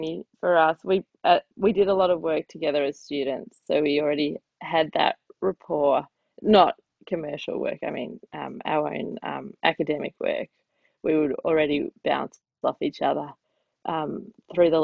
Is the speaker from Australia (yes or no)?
yes; Australia; I'm Jewish Australian